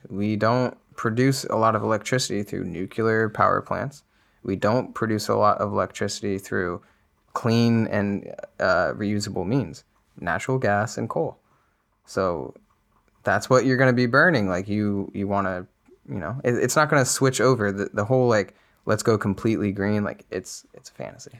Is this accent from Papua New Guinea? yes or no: no; United States; as an American